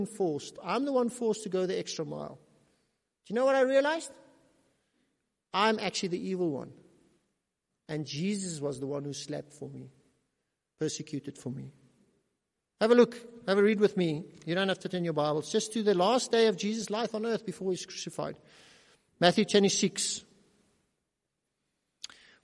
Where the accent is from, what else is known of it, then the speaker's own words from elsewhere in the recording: South Africa; We are South African citizens under South African law, but we're also individual South Africans